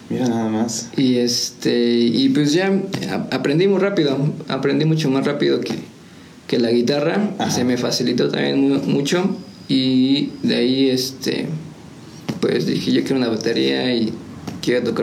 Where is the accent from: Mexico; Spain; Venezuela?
Mexico; Nepantla, State of Mexico; born there; now in San Juan del Río, Mexico; bueno, se puede decir que ya soy de aquí de San Juan, pero ya llevo muchos años viviendo aquí en San Juan, como unos 22, 23. Este, entonces pues yo soy de aquí, pero nací en Nepantla, Estado de México.